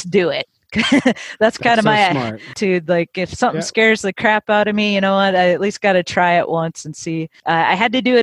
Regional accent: Minnesota, United States; moved away as an adult; now in Nashville, United States; originally I'm from Minnesota

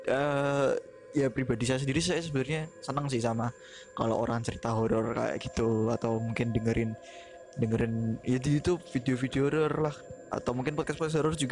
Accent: Java, Indonesia; karena kita juga orang Jawa ya kebetulan aku sama Ria orang Jawa

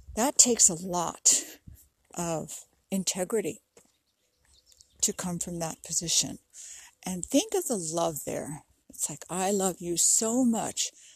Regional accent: New York City, New York, United States; now in California, United States; where I grew up in New York City

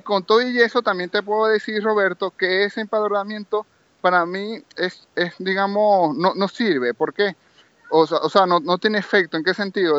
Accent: Maracaibo, Zulia, Venezuela; moved away as an adult; now in Barcelona, Spain; yo soy de Maracaibo, Estado Zulia

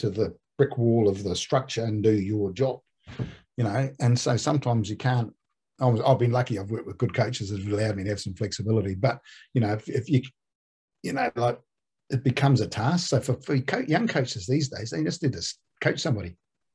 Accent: New Zealand; also born or lived in Australia; I went in there as a Kiwi

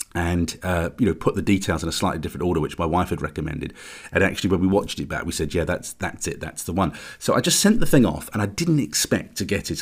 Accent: United Kingdom; as British

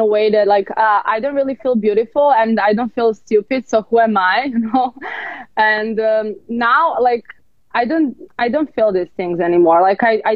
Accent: Serbia; now in Los Angeles, United States; I'm from Serbia.

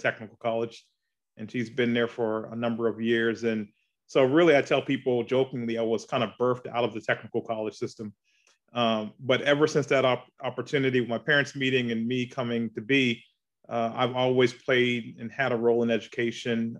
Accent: Charleston, South Carolina, United States; moved away as an adult; now in Augusta, United States; I'm from Charleston, South Carolina, uh, born and raised there

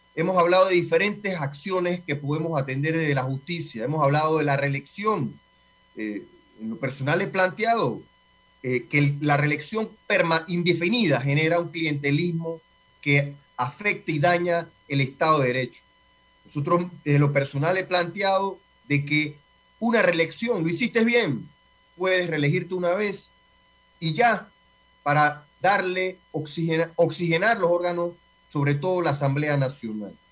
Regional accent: Panama

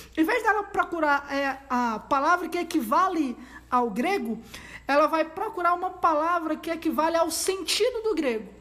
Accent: Brazil; a gente é brasileiro

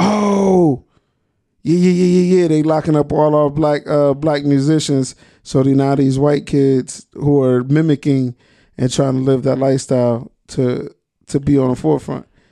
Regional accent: Trenton, New Jersey, United States; I'm from Trenton.

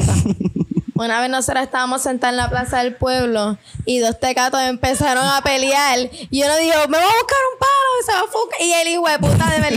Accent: Quebradillas, Puerto Rico; ese es mi pueblo

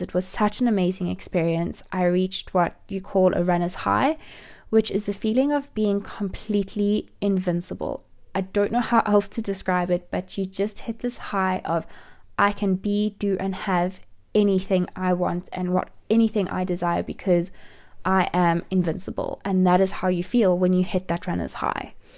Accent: South Africa; also born or lived in Johannesburg; I'm from South Africa and I live in Johannesburg.

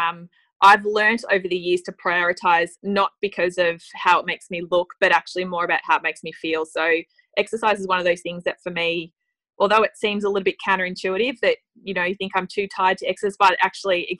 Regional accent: Tasmania, Australia; moved away as an adult; also born or lived in London; now in Melbourne, Australia; I grew up in Tasmania, which was absolutely beautiful, but moved to Melbourne when I was 18 to study at university

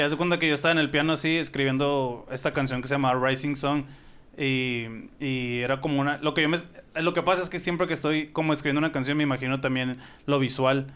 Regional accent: Sonora, Mexico

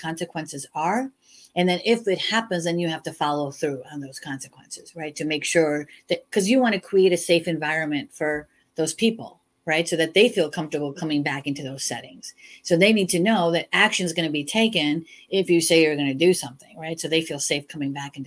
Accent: Chicago, Illinois, United States; I was born and raised in Chicago and we say you guys a lot

